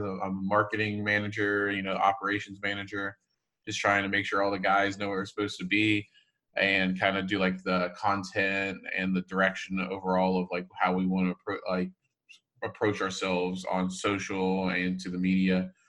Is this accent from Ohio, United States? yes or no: yes; Cincinnati, Ohio, United States; I was from Cincinnati, Ohio.